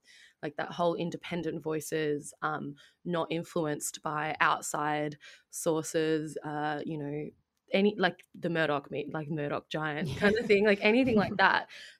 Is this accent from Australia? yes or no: yes; Melbourne, Victoria, Australia; I grew up in Melbourne